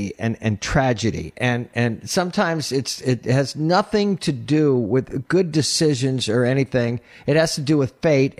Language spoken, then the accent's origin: English; New York, United States; I am a New Yorker